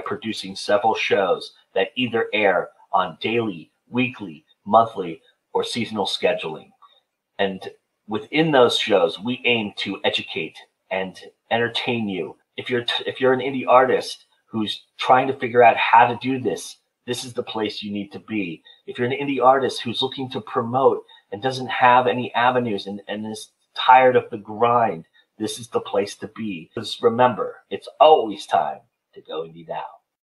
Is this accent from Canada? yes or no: yes; Alberta, Canada; I'm from Alberta.